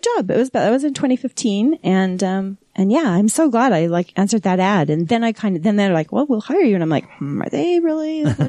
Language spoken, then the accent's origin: English; West Valley City, Utah, United States; also born or lived in Salt Lake City, Utah; I was born right here in Salt Lake City. I grew up in Hunter. I'm a West Side girl. Hunter. It's not Hunter now, but it sure was then.